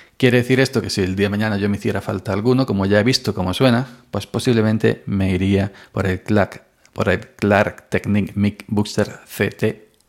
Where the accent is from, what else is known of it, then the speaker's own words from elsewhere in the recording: Andalusia, Spain; soy andaluz.